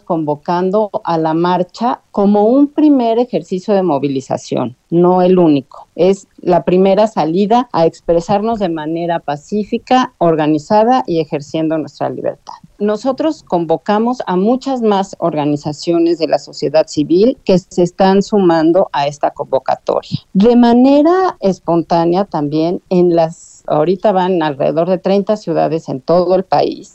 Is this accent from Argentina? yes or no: no; Mexico; la autonomía que tenemos como mexicanas y mexicanos